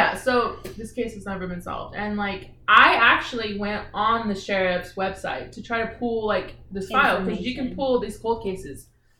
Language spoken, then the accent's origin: English; Tulare, California, United States; born or raised there